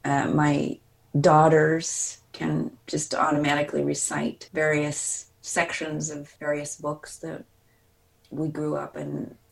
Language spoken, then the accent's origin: English; Des Plaines, Illinois, United States; also born or lived in Lindenhurst, Illinois; So I grew up a boy in Des Plaines, Illinois, which was not unlike Waukegan. In fact, till I was five, we were in Lindenhurst, and our downtown destination was Waukegan.